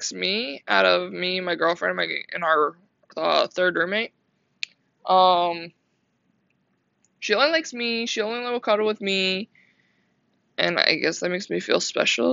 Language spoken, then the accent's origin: English; Maryland, United States; moved away as an adult; also born or lived in Myrtle Beach, South Carolina; now in Orlando, United States; I grew up in Maryland. I was born and raised in Maryland